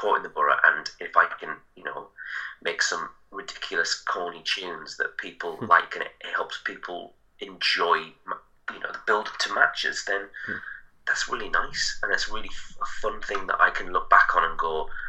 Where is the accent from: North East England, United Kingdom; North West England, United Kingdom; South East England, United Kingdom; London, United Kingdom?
North East England, United Kingdom; Middlesbrough; it's my hometown